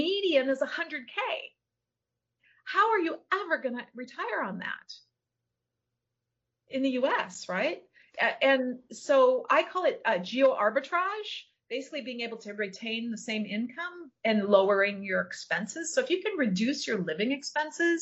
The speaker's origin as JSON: {"language": "English", "region": "Minnesota", "country": "United States", "also_born_or_lived": "California / Florida", "moved": "yes", "lives_now": "Isla Mujeres, Mexico", "said": "I'm from Minnesota"}